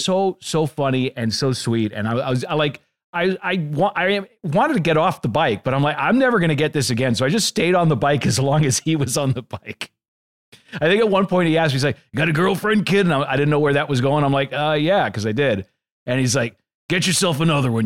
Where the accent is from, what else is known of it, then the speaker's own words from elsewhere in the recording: Boston, Massachusetts, United States; I'm from the Boston area